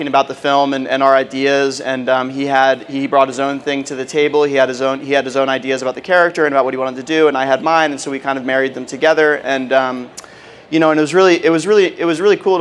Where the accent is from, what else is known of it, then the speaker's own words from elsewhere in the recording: Philadelphia, Pennsylvania, United States; I grew up in the Philadelphia area